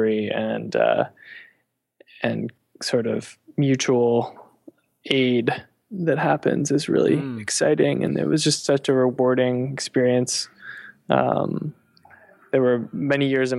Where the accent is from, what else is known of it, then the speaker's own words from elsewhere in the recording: Connecticut, United States; moved away; I grew up in Connecticut, which is sort of a suburban area near New York